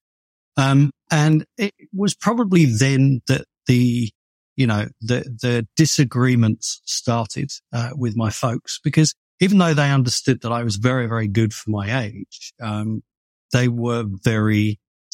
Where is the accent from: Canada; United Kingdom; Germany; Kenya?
United Kingdom; moved away as an adult; now in Los Angeles, United States; I'm obviously British